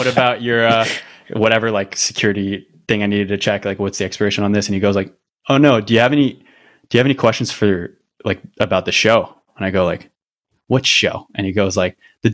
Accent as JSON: {"language": "English", "country": "Canada", "said": "I'm actually Canadian"}